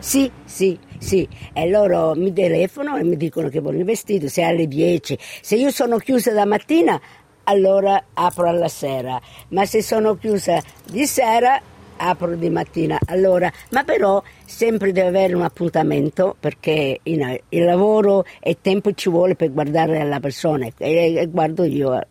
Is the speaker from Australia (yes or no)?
yes; Sydney, New South Wales, Australia; also born or lived in Spadafora, Messina, Sicily, Italy; mi sento eh, australiana perché ho, ho cresciuto